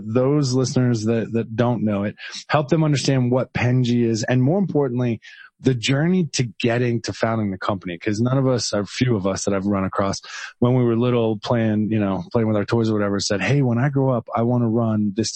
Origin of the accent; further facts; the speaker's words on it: Hackettstown, New Jersey, United States; now in Denver, United States; I grew up in Hackettstown